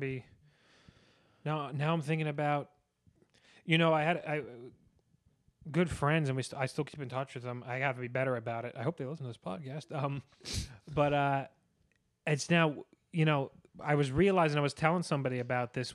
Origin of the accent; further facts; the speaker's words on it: New York, United States; being a New Yorker, that's what makes me feel at home